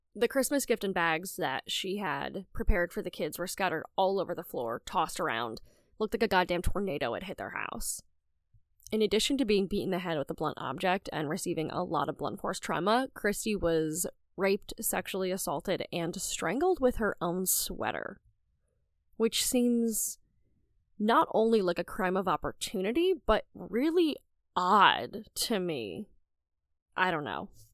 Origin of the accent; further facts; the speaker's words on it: rural northeast Pennsylvania, United States; my hometown in rural northeast Pennsylvania